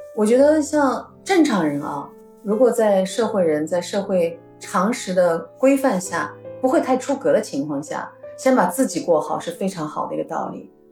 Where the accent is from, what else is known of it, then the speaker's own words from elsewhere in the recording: Urumqi, Xinjiang, China; 我们从小生活在乌鲁木齐、新疆